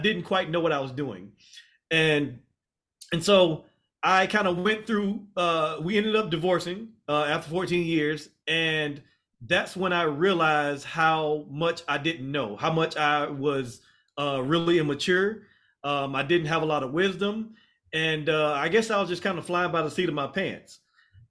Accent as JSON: {"language": "English", "region": "Mississippi", "country": "United States", "moved": "as an adult", "lives_now": "Texas, United States", "said": "I'm originally from Mississippi"}